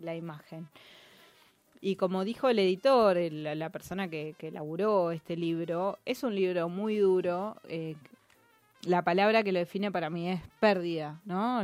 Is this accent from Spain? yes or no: no; Merlo, Buenos Aires Province, Argentina; yo soy de Merlo